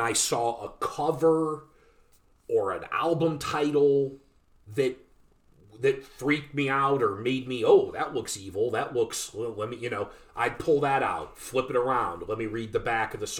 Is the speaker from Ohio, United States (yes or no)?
yes; Northeast Ohio, United States; we're from we're from Northeast Ohio